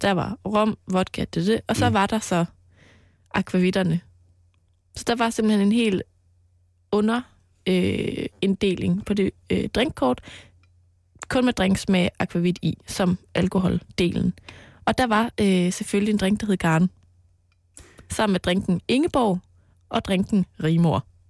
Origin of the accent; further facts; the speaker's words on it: Mols, Central Denmark Region, Denmark; på Mols, hvor jeg voksede op